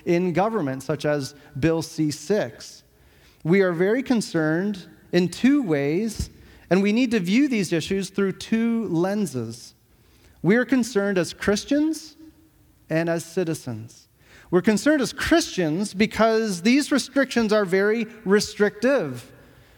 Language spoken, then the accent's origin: English; Canada; as citizens of Canada in this country